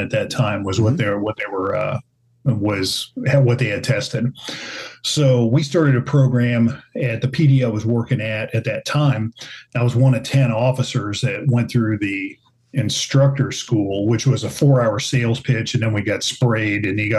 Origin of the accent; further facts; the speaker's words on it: Kansas, United States; I'm from Kansas